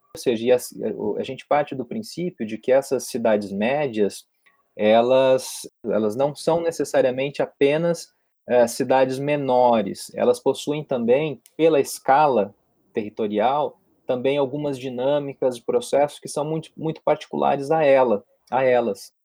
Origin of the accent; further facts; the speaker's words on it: Londrina, Paraná, Brazil; moved away as an adult; also born or lived in Presidente Prudente; now in Rio de Janeiro, Brazil; Eu, na verdade, venho de Londrina, que é no interior do Paraná, no norte do Paraná